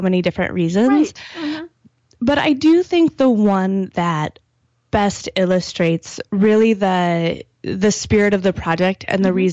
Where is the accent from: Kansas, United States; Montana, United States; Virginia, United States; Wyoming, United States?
Wyoming, United States; moved away; also born or lived in Michigan; I'm from Wyoming